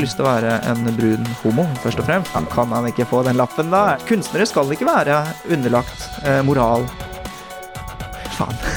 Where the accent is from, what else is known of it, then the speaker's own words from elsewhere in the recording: Oslo, Norway; also born or lived in Bærum; Jeg er en uh, Oppsal-gutt. Jeg vokste opp på østkanten i Oslo, uh, født i 1993 av koreanske foreldre, og som skilte seg. Jeg endte opp med min mor i Bærum, på Østerås, rett utenfor grensen til Bærum.